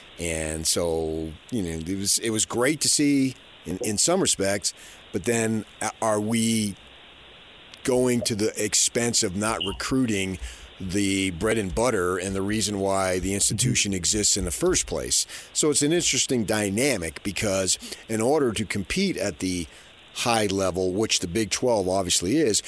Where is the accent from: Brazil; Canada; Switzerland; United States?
United States; New Jersey; moved away; I grew up in New Jersey myself.